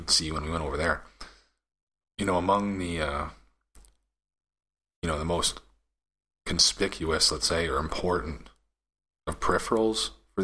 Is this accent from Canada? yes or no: yes; Canada; I'm Canadian